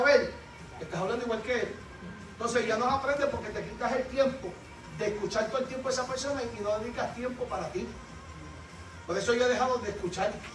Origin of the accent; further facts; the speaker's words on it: Puerto Rico; now in Kissimmee, United States; yo soy boricua